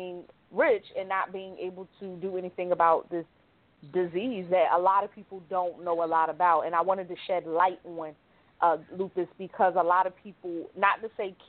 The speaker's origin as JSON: {"language": "English", "town": "Philadelphia", "region": "Pennsylvania", "country": "United States", "tie": "born or raised there", "said": "growing up in North Philly"}